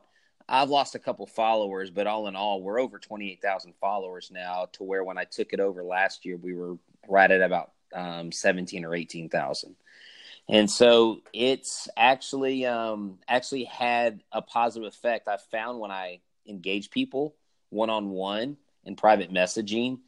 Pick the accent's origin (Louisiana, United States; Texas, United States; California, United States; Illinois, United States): Texas, United States; Houston; Houston Astros growing up in Houston